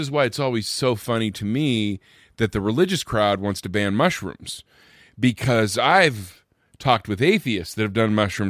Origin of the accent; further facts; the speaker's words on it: Vancouver, Washington, United States; I grew up in Vancouver, Washington, which is like across the river from Portland, Oregon.